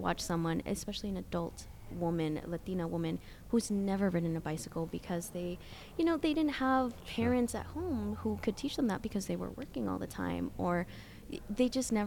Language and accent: English; Springdale, Arkansas, United States; also born or lived in Washington State / El Salvador / Guatemala; I grew up in Springdale, but I also grew up in Washington State, back and forth.